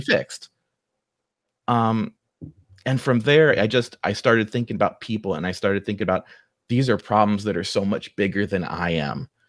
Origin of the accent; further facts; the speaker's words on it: Dayton, Ohio, United States; accent: Ohioan; also born or lived in Beavercreek; I grew up right here in Dayton